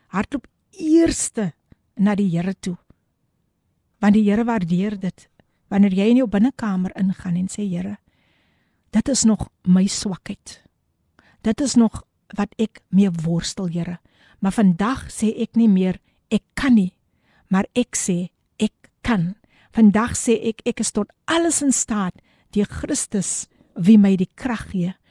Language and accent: Afrikaans; Somerset West, Western Cape, South Africa; now in Eerste River, South Africa; Ek is in Somerset West gebore en dit is net lekker om altyd terug te gaan na jou roots toe.